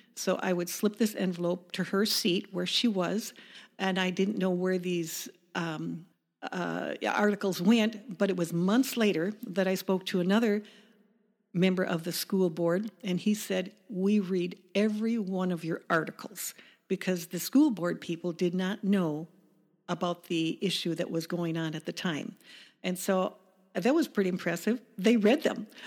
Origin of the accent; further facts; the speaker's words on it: Chicago suburbs, Illinois, United States; moved away as an adult; also born or lived in Wisconsin / Clintonville / Colorado / Atlanta, Georgia; so we were born in Chicago, raised in the suburbs